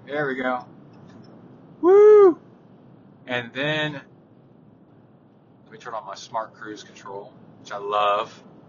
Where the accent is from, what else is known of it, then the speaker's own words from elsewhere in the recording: Houston, Texas, United States; there's, like, no way my mom or dad could have done stuff like that when I was growing up in Houston, because of the distances.